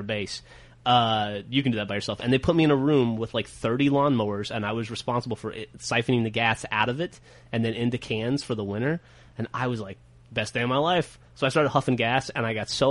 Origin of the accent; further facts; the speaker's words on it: Alabama, United States; I was very bored growing up in Alabama